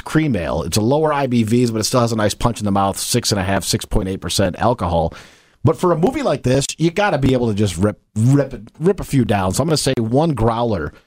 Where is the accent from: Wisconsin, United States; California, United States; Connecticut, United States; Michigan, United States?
Michigan, United States; I was born and raised in Michigan